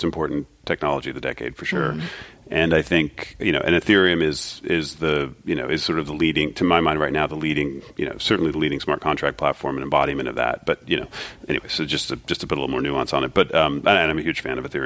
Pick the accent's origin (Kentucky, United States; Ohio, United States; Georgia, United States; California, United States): Ohio, United States; Springfield; I'm from Ohio, Springfield, Ohio